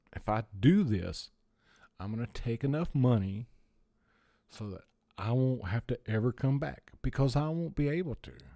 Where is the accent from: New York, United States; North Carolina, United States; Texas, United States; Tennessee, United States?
North Carolina, United States; Gastonia; moved away as an adult; also born or lived in Hilton Head Island, South Carolina / Florida; I was born in, uh, Gastonia, North Carolina